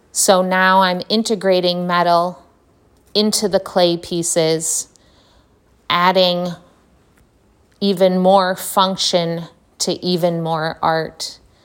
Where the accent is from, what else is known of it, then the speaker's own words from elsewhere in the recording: Detroit, Michigan, United States; now in Brooklyn, New York, United States; I was born and raised in Detroit, or suburban Detroit